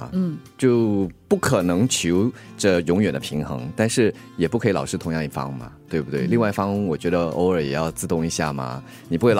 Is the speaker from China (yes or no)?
no; Singapore; 我是新加坡人嘛，